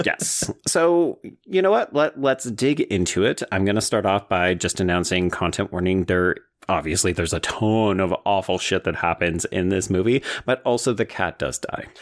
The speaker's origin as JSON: {"language": "English", "country": "Canada", "said": "as a Canadian"}